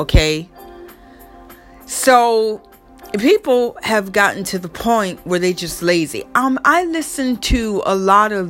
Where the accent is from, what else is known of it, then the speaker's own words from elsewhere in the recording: Florida, United States; now in New York, United States; I grew up in Florida.